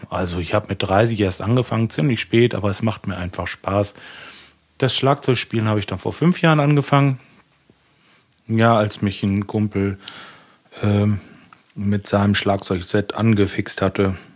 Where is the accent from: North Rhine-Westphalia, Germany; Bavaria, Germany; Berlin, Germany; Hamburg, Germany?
North Rhine-Westphalia, Germany; Lemgo; Ich komme aus Lemgo. Das ist im schönen Lipperland, ganz in der Nähe von Bielefeld.